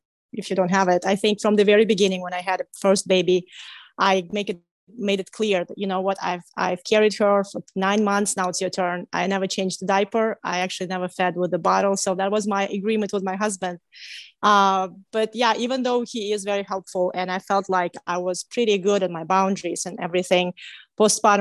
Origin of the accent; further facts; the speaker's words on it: Kazakhstan; moved away as an adult; now in United States; I am from Kazakhstan, from Central Asia